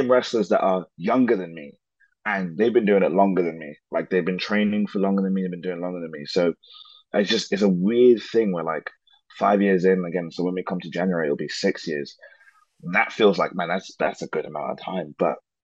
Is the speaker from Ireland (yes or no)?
no; London, United Kingdom; when you live in London, like I guess I feel like okay, I say I'm Nigerian, sometimes I say I'm English, but this part of Nigerian that I say that I am, I've never actually seen it